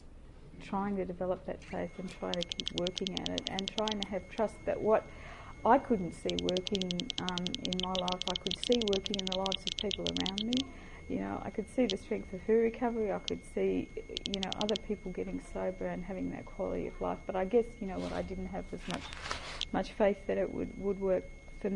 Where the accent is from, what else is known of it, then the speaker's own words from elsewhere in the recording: Tasmania, Australia; moved away; the town where I grew up in Tasmania